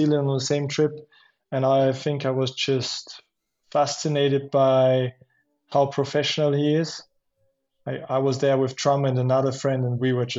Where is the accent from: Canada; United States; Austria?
Austria; Schladming, Styria; I grew up in Schladming and the roots and everything